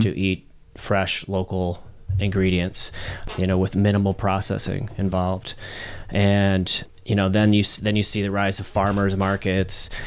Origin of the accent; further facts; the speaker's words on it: St. Charles, Missouri, United States; also born or lived in St. Louis; I'm, uh, born and raised in Saint Louis. I grew up in Saint Charles